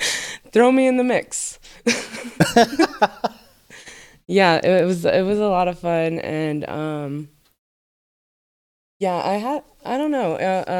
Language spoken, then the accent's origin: English; New Jersey, United States; also born or lived in Arizona; But yeah, and then I grew up in New Jersey and then Arizona, and then that's when I was like dancing